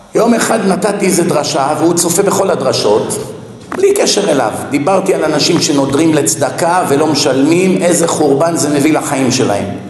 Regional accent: Israel; אני ישראלי, אני גדלתי פה

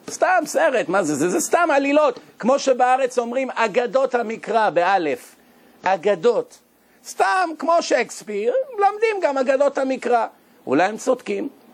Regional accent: Israel; אנחנו ישראלים

